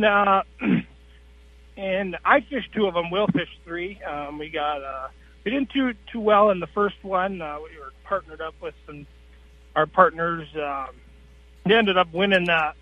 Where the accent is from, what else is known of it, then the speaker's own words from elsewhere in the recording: Cottage Grove, Minnesota, United States; now in Emily, United States; Originally, I was born and raised in Cottage Grove. Now I'm in Emily, Minnesota.